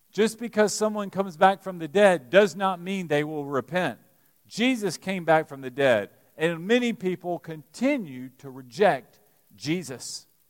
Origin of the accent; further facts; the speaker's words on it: Alabama, United States; now in Lexington, United States; growing up in Alabama